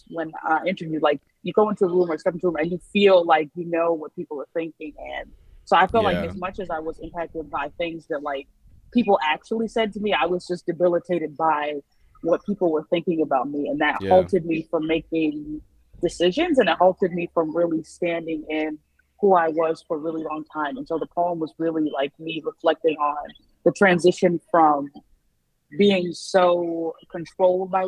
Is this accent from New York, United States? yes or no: yes; New York City, New York, United States; I'm from the Bronx, New York, born and raised